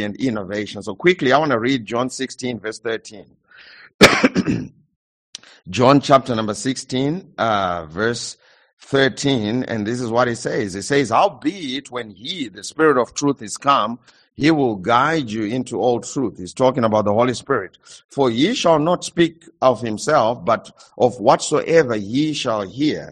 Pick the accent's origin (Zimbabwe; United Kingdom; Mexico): Zimbabwe; I come from Zimbabwe